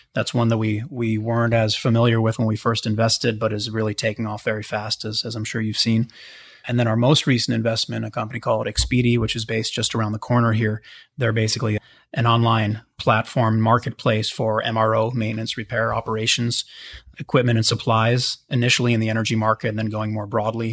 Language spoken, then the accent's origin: English; Pittsburgh, Pennsylvania, United States; I grew up in Pittsburgh, so always with kind of an industrial background